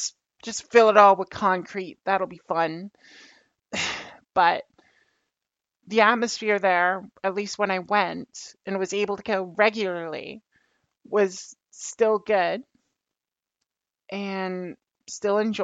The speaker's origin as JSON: {"language": "English", "country": "Canada", "tie": "born or raised there", "said": "being the Canadian kid, I got into baseball, and I would hit balls behind the house, back home"}